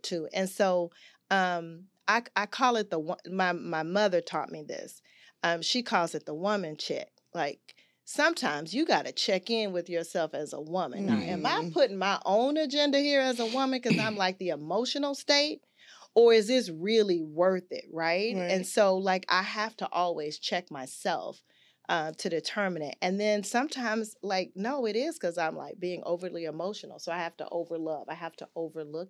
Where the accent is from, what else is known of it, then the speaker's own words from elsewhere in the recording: Augusta, Georgia, United States; I'm from Augusta and raised by a grandmother